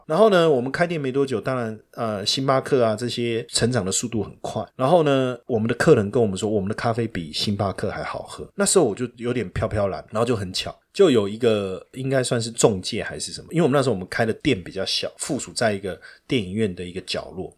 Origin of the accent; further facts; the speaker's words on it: Taiwan; 我们台湾人较高义啦